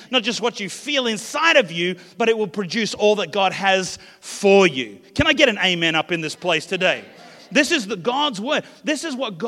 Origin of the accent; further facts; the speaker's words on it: Australia; I come from the Southern Hemisphere, Australia, but my heritage is actually New Zealand.